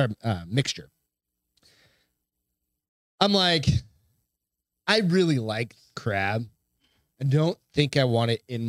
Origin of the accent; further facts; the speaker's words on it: Hampton, New Hampshire, United States; moved away; I grew up in Hampton.